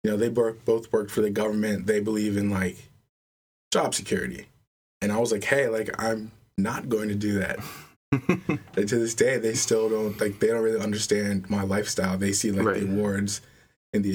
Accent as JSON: {"language": "English", "town": "Adelphi", "region": "Maryland", "country": "United States", "tie": "born or raised there", "moved": "as an adult", "lives_now": "Baltimore, United States", "said": "I grew up in Delphi, Maryland, a little mostly Hispanic town, like right next to the University of Maryland College Park"}